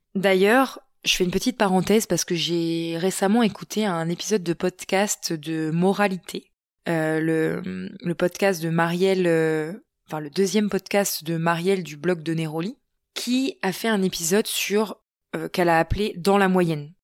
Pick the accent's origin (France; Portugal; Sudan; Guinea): France; Normandy; chez nous en Normandie